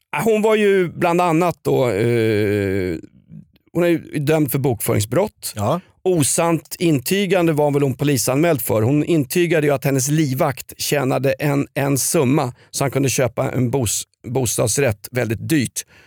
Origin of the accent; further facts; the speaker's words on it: Stockholm, Stockholm County, Sweden; när jag växte upp i Vällingby